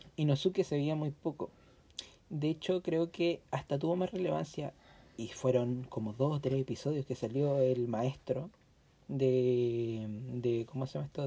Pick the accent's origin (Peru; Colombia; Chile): Chile; nuestro país, que nosotros somos chilenos